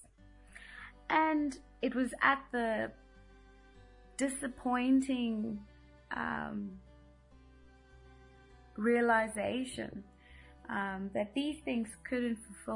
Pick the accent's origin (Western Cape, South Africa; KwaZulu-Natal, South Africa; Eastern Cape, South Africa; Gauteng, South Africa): Gauteng, South Africa; Midrand; also born or lived in Johannesburg; I was born in Johannesburg and lived and was raised in Midrand for all of my life